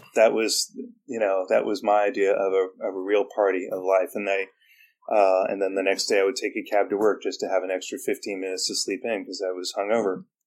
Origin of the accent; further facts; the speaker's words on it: San Francisco, California, United States; moved away; also born or lived in Alaska; I'm from San Francisco